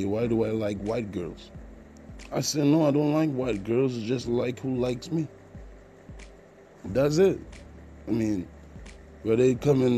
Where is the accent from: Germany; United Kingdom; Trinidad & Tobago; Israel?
Trinidad & Tobago; also born or lived in Jamaica; I'm from the Caribbean. I was born in Trinidad and Tobago, grew up, spent some time in Jamaica by my other family members, so I do have an accent